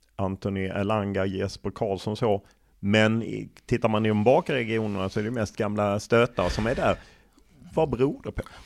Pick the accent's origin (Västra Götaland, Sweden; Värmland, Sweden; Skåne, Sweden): Skåne, Sweden; som skåning